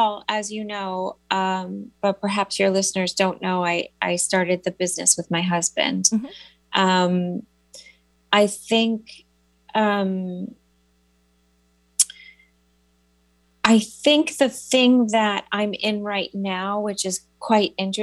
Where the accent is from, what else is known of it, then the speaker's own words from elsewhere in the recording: New York City, New York, United States; I'm such a New Yorker